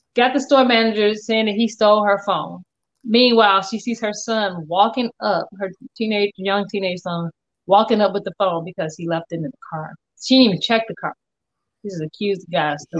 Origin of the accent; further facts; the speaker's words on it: Englewood, United States; I grew up in Englewood